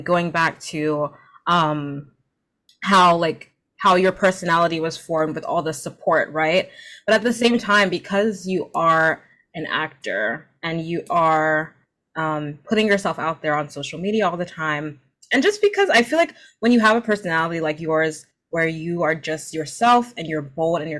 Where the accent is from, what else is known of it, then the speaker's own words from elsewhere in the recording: New Jersey, United States; My parents are Nigerian immigrants, so they came to New Jersey when, a couple years before I was born from Nigeria, and because of that, like I grew up, obviously, I was born in America